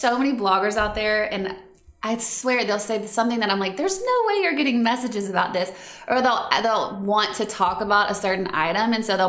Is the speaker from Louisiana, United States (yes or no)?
yes; Baton Rouge, Louisiana, United States; accent: Southern Valley girl; moved away as an adult; also born or lived in Lafayette, Louisiana; now in Nashville, United States; I was born in Lafayette, Louisiana. Lived there till I was 8, and then moved to Baton Rouge until through college.